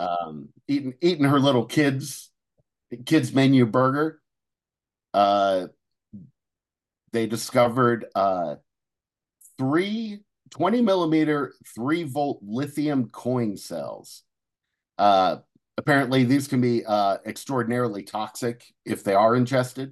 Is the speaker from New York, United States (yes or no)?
no; Cincinnati, Ohio, United States; moved away; went back home, uh, to, uh, Cincinnati